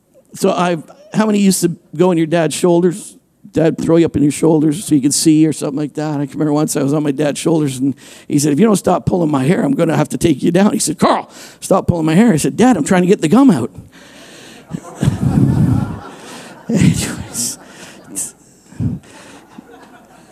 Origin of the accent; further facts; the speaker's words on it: Canada; I'm a Canadian